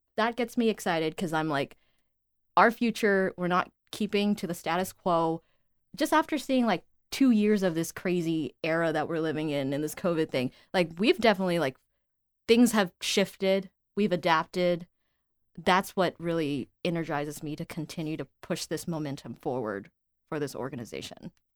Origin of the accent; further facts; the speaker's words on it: Houston, Texas, United States; moved away as an adult; found my way back to my hometown